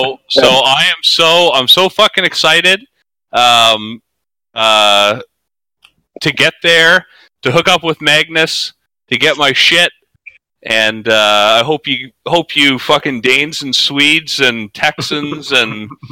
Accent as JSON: {"language": "English", "country": "Canada", "said": "I, as a Canadian"}